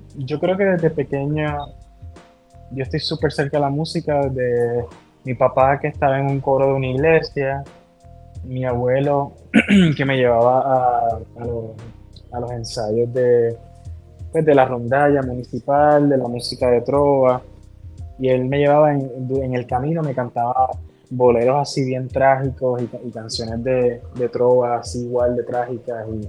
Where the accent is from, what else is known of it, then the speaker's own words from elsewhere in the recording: Ciales, Puerto Rico; also born or lived in San Juan, Puerto Rico / Mexico City; yo vengo de Ciales, que es un pueblo conservador y rural en el centro de la isla, en Puerto Rico, y me mudé a San Juan